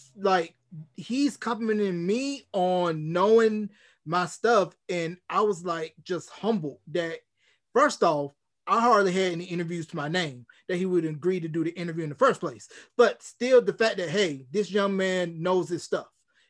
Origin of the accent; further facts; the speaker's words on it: Gaston, North Carolina, United States; where I grew up in Gaston, North Carolina.